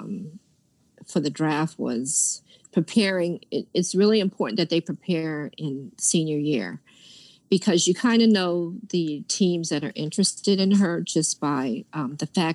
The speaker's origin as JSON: {"language": "English", "region": "New York", "country": "United States", "tie": "born or raised there", "said": "New York is my hometown"}